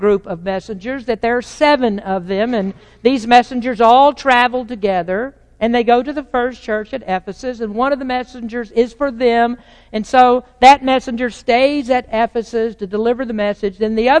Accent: United States

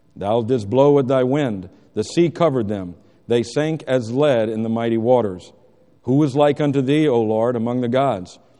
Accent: United States; as Americans

